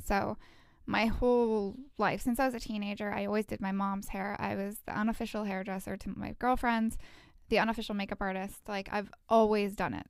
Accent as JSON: {"language": "English", "town": "Edmonton", "region": "Alberta", "country": "Canada", "moved": "yes", "lives_now": "Vancouver, Canada", "said": "We're both from Edmonton"}